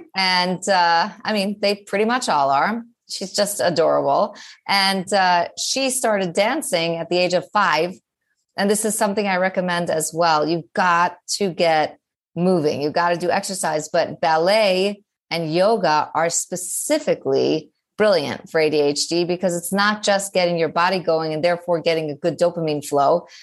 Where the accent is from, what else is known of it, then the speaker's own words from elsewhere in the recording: New York City, New York, United States; I'm clearly a New Yorker